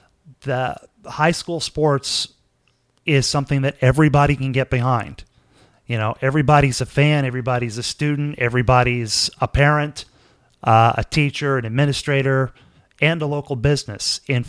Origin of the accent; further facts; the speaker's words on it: Corsicana, Texas, United States; My first job in broadcasting was in 1985 on the 1000 watt AM radio station in my hometown, of course, Acana